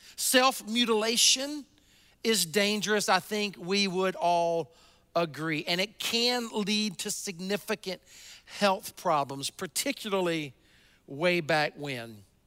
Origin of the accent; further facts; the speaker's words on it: the South, United States; I grew up in the South, um, in kind of the buckle of the Bible Belt